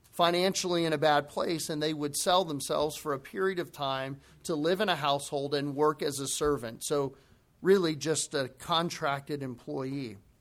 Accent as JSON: {"language": "English", "country": "United States", "said": "we as American Christians"}